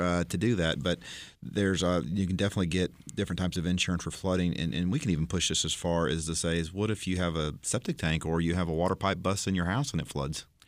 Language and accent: English; Florida, United States; I grew up in Florida